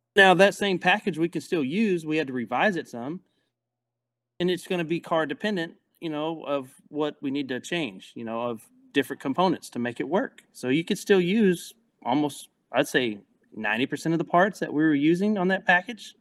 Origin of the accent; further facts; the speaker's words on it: Mineola, Texas, United States; moved away; the town's called Mineola. It's a little small town